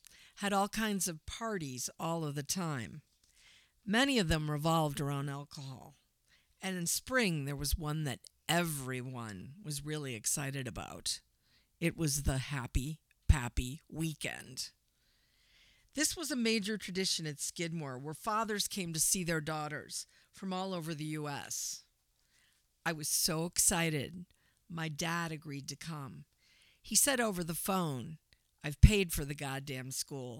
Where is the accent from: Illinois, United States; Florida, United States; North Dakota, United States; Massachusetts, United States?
Illinois, United States; Lake Forest; I grew up in Lake Forest, Illinois, a wealthy suburb on the North Shore of Chicago.